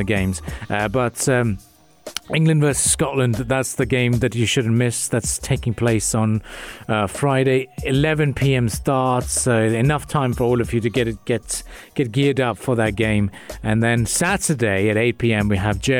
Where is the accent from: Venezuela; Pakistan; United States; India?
Pakistan; Karachi, Sindh; now in United Arab Emirates; I hail from Karachi originally